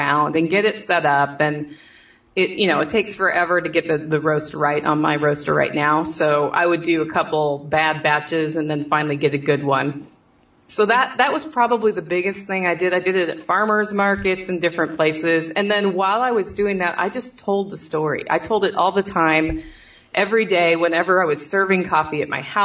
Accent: Oregon, United States; now in Southern United States; I'm in the South, and I'm from Oregon

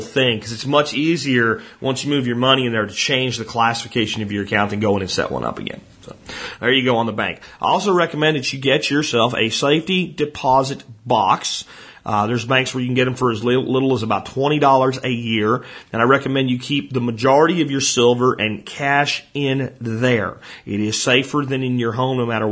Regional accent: Hot Springs, Arkansas, United States; I'm from Hot Springs, Arkansas, and my office is in Hot Springs Village

